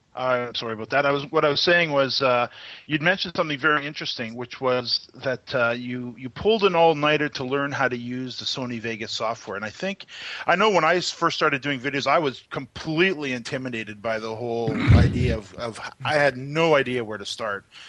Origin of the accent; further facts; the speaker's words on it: Canada; as a Canadian